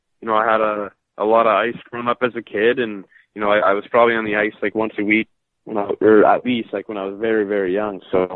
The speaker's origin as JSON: {"language": "English", "town": "Toronto", "region": "Ontario", "country": "Canada", "tie": "born there", "also_born_or_lived": "Mississippi / Flint / Oklahoma / Orlando", "said": "I was born in Toronto, and my dad played professional hockey, so I actually lived in a lot of different places, like Mississippi and Flint and Oklahoma and Orlando and Jacksonville."}